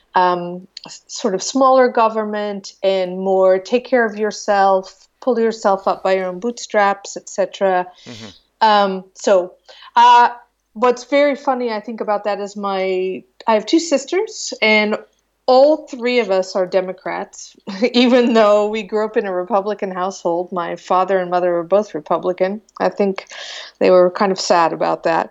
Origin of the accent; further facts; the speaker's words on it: Iowa, United States; moved away as an adult; now in Lisbon, Portugal; I grew up in Iowa in a very small town